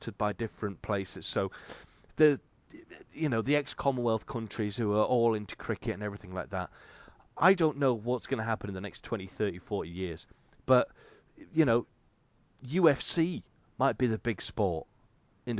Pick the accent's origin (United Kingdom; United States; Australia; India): United Kingdom; England; I'm English